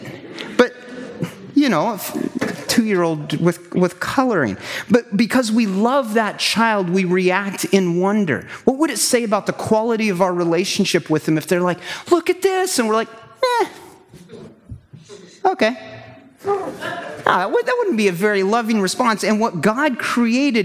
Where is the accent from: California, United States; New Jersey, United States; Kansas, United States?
Kansas, United States; moved away as an adult; also born or lived in Wisconsin / southern Alberta; I'm a Kansas boy, flatlands